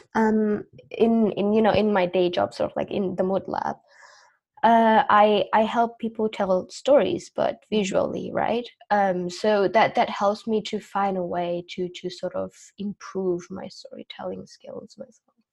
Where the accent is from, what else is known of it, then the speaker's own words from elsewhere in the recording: Indonesia; moved away as an adult; also born or lived in Australia; I was born and raised in Indonesia, but then I moved um, to live in Australia when I was 18.